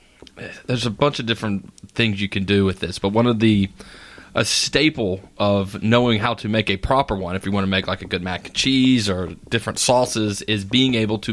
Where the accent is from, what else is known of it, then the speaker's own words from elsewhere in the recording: Eastern North Carolina, United States; even here in Eastern North Carolina, and I am from Eastern North Carolina, I love Eastern North Carolina.